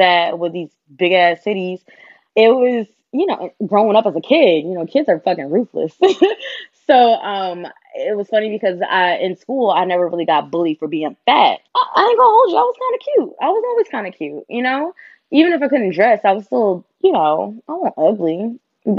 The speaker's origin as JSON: {"language": "English", "region": "Virginia", "country": "United States", "tie": "born or raised there", "said": "I grew up in Virginia"}